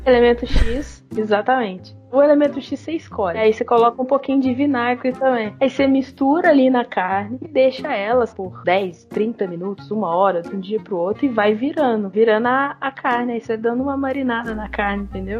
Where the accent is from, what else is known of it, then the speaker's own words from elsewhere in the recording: Barbacena, Minas Gerais, Brazil; now in Uberlândia, Brazil; Esse show foi lá em Barbacena, na cidade onde eu nasci. Eu morava lá na época ainda